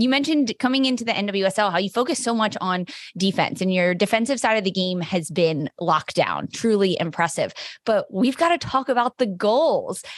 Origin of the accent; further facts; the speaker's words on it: East Coast, United States; I'm from the East Coast, I live on the East Coast